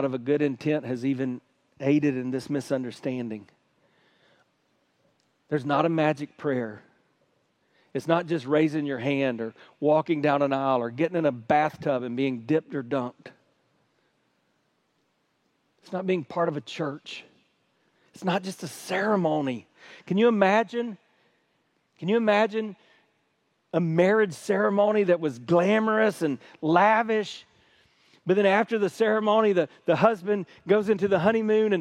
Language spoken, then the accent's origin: English; Hartsville, South Carolina, United States; I grew up in South Carolina, the buckle of the Bible Belt, where cultural Christianity is king